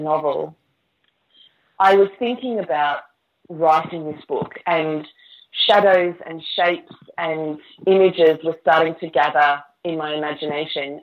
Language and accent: English; Queensland, Australia; moved away as an adult; now in Manchester, United Kingdom; I'm from Queensland with the lush tropical flowers and vegetation